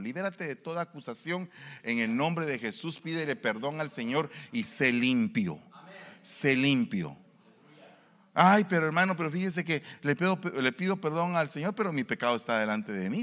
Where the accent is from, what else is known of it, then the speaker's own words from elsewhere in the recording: Guatemala; moved away; Allá en mi pueblo hay un estadio de fútbol. Se llama el Mateo Flores